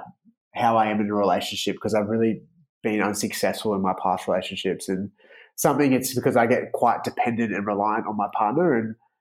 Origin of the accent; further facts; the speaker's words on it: Melbourne, Victoria, Australia; where I grew up in Melbourne